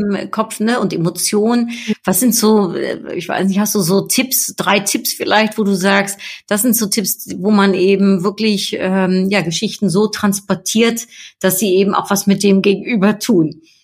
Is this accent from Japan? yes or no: no; Netherlands; ich bin ja Niederländerin